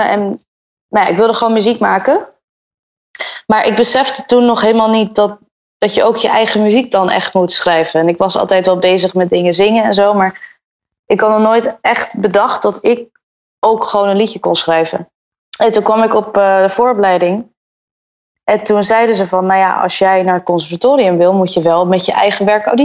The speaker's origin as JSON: {"language": "Dutch", "town": "Antwerp", "region": "Flanders", "country": "Belgium", "tie": "born there", "also_born_or_lived": "Brazil / Dubai / Bahamas / England", "said": "Ik ben geboren in Antwerpen. En daarna heb ik gewoond in Brazilië, Dubai, de Bahama's, Engeland, België en Nederland."}